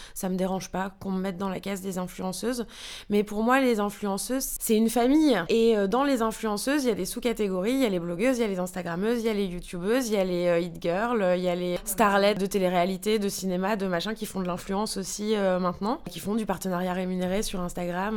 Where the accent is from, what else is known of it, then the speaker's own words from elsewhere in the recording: France; moved away as an adult; also born or lived in New York; now in Germany; en tant que Française